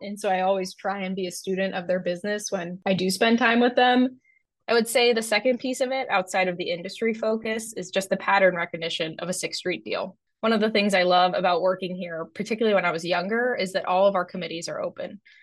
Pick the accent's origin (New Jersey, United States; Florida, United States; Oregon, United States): Florida, United States; Fort Lauderdale; moved away; my hometown in Fort Lauderdale